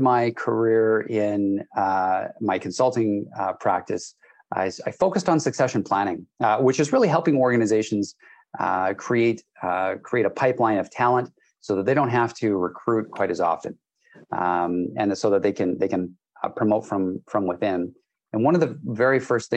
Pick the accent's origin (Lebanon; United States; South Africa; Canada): Canada; also born or lived in British Columbia, Canada; I am Canadian. I live in British Columbia, Canada